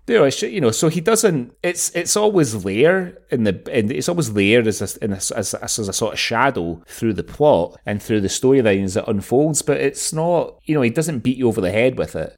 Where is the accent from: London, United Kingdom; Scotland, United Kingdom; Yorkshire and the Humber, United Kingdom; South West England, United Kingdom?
Scotland, United Kingdom; Glasgow; moved away; growing up in Glasgow and then returning to Glasgow a lot over the years